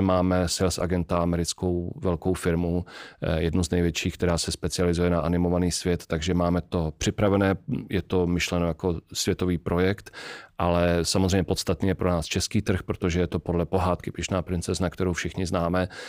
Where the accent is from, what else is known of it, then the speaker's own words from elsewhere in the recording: Czechia; my jako Češi